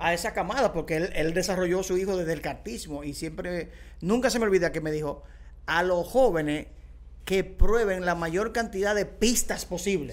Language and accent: Spanish; Dominican Republic; soy dominicano